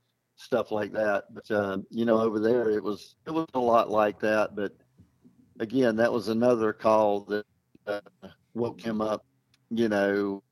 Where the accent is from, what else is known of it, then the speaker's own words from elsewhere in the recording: United States; I mean, living over there, I mean, you know, it's a different world, but, you know, I'm an American.